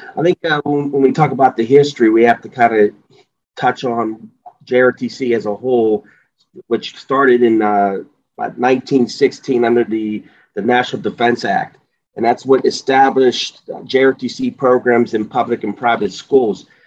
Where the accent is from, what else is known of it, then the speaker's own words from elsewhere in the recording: Pittsburgh, Pennsylvania, United States; I uh, was born and raised in the Pittsburgh area, so I know the area very well